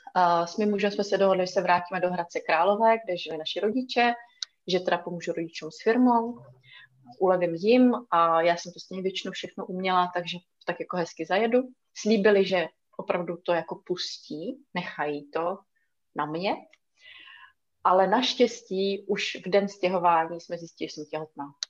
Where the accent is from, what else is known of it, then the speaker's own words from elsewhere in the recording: Italy; moved away; já jsem na půl ještě ruská, vyrůstala jsem v Itálii, chodila jsem tam do školky a do školy